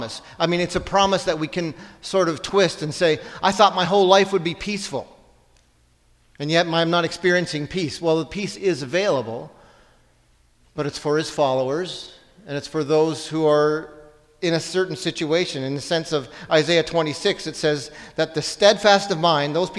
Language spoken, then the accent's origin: English; Ontario, Canada; I'm from Ontario